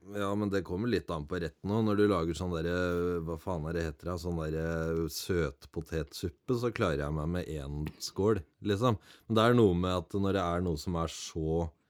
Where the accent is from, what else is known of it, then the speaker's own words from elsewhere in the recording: around the Oslo area, Eastern Norway, Norway; also born or lived in Grenland; now in Finnmark, Norway; Jeg har vokst opp eh, rundt i ja, Rundt Oslogryta til og fra to timer